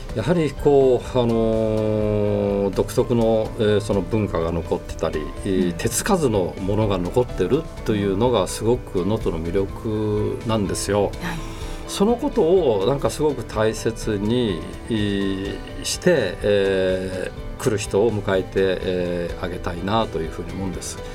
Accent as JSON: {"language": "Japanese", "town": "Nagoya", "region": "Aichi", "country": "Japan", "tie": "born or raised there", "also_born_or_lived": "Kanazawa", "moved": "as an adult", "said": "もともとは名古屋で生まれて、えー、名古屋しか知らなかったんですけども"}